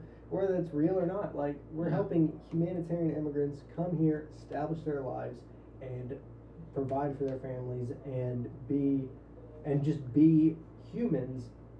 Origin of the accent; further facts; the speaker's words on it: Louisiana, United States; I see myself as a Louisianian first, and then an American.